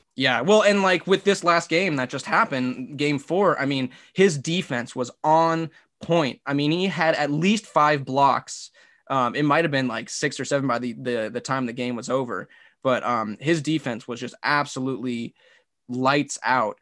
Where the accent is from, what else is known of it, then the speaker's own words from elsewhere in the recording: Phoenix, Arizona, United States; I grew up in Phoenix